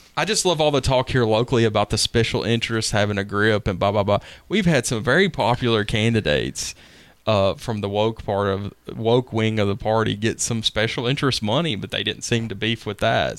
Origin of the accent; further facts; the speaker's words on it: Nashville, Tennessee, United States; I grew up in Woodbine in Nashville